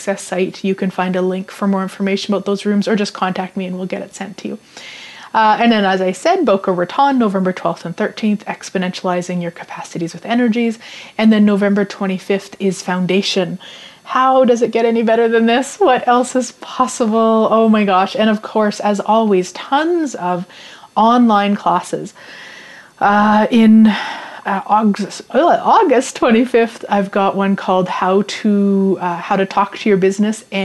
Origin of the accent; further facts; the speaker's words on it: Saskatchewan, Canada; I was born and raised in Saskatchewan